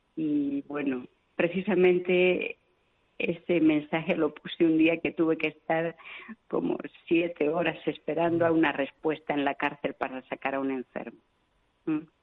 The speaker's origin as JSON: {"language": "Spanish", "town": "Vitoria-Gasteiz", "region": "Basque Country", "country": "Spain", "also_born_or_lived": "Venezuela / Argentina", "moved": "as an adult", "lives_now": "Yaoundé, Cameroon", "said": "yo soy de Vitoria"}